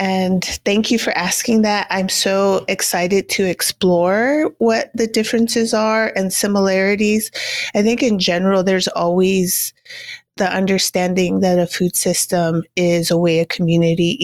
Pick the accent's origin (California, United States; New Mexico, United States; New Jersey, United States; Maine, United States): New Mexico, United States; Cochiti Pueblo; I am Cochiti and Kiowa, so I was born and raised on the Cochiti Indian Reservation that's located in northern New Mexico